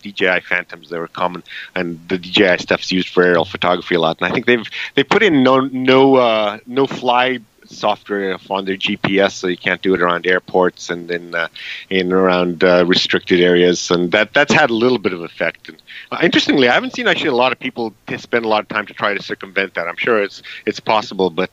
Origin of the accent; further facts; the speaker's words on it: Canada; I'm from Canada